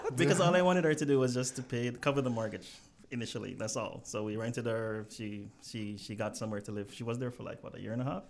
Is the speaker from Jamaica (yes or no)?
yes; Jamaica; I grew up in well, just outside of Kingston